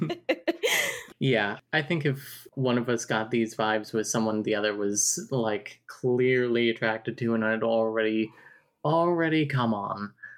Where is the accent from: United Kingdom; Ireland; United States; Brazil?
United States; New Jersey; I'm from New Jersey.